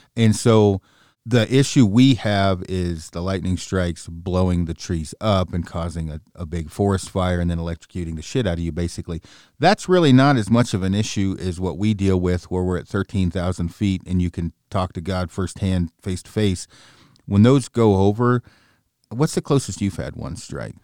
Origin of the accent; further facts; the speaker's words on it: Oregon, United States; I'm from Oregon